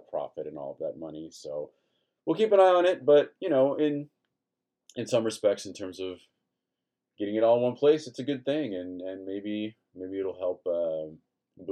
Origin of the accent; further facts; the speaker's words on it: Brazil; now in Minneapolis, United States; I grew up with in Brazil